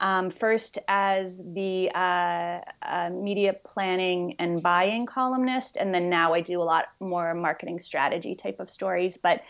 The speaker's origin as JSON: {"language": "English", "town": "Montreal", "region": "Quebec", "country": "Canada", "said": "I am originally from Montreal."}